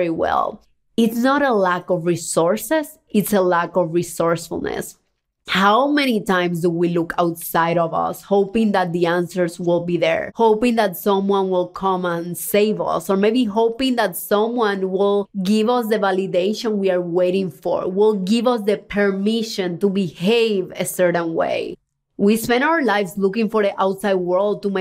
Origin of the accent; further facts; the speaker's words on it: Cuba; moved away; I was born in Cuba, a communist country where freedom and opportunities are very limited